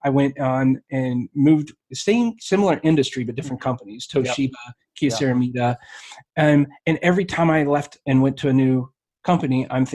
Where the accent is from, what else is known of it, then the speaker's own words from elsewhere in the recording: Alaska, United States; now in Springfield, Missouri, United States; I grew up in Alaska